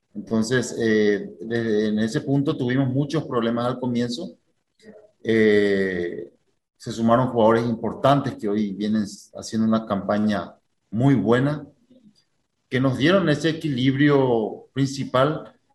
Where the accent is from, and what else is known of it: Paraguay; now in Brazil